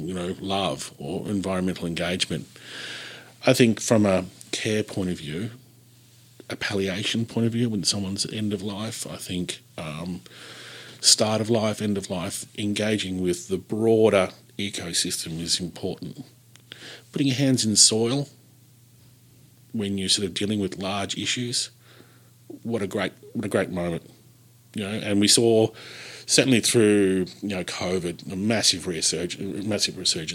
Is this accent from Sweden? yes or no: no; Gippsland, Victoria, Australia; growing up in Gippsland